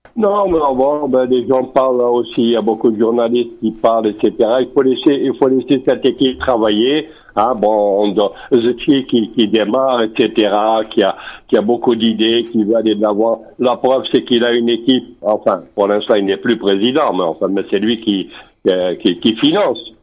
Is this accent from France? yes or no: no; Algeria